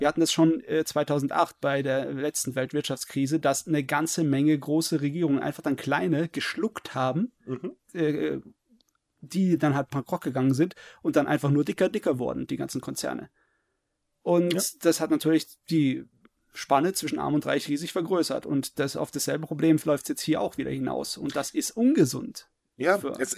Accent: Germany; bei uns in Deutschland

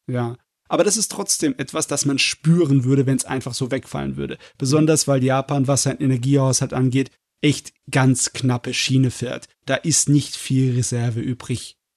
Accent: Germany; bei uns in Deutschland

